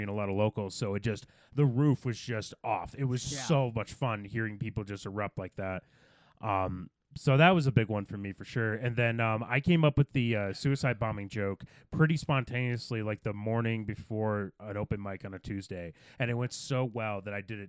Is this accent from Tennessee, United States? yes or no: no; Michigan, United States; moved away; I'm from Michigan, not Texas